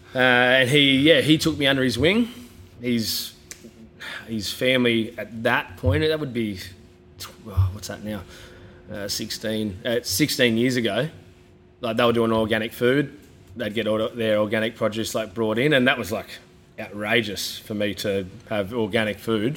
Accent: Coffs Harbour, New South Wales, Australia; also born or lived in Sydney; now in Gold Coast, Australia; I moved back to Coffs, was there for a week

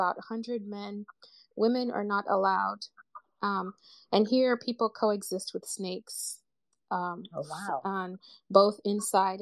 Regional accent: Uganda; I'm from Uganda

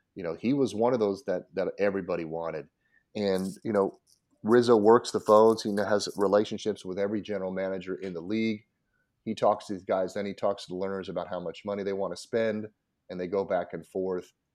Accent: Colorado, United States; now in Washington, D.C., United States; I grew up in Colorado, my dad was in the Air Force

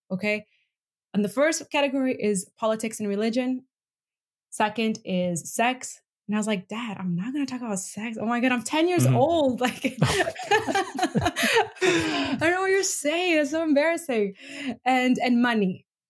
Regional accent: Venezuela; also born or lived in Bolivia / Middle East; Because I'm originally from Venezuela and Bolivia, authoritarian regimes, grew up in the Middle East, authoritarian regimes.

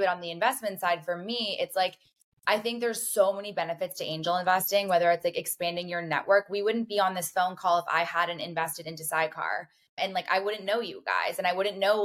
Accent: Canada; I am from Canada.

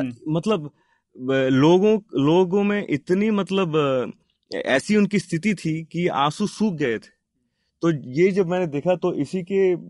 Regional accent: Hyderabad, Telangana, India; moved away as an adult; also born or lived in Bangalore; मैं हैदराबाद से हूँ लेकिन बेंगलोर में रह रहा था

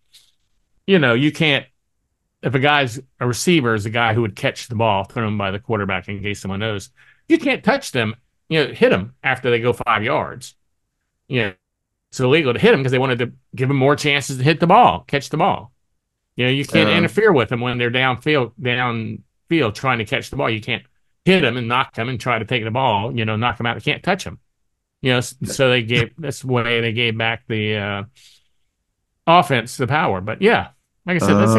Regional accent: United States; I'm American

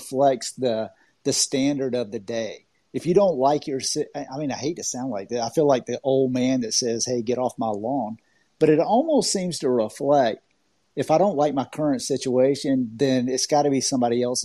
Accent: Augusta, Georgia, United States; I grew up in Augusta, Georgia

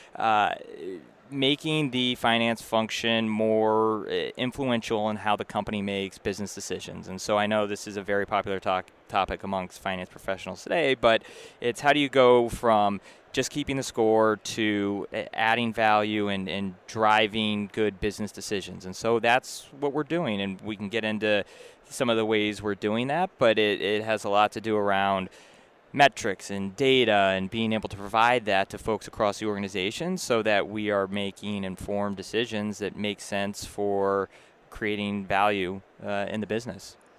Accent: Massachusetts, United States; moved away as an adult; also born or lived in New York; now in Boston, United States; I grew up in Massachusetts originally, so I was happy to come home

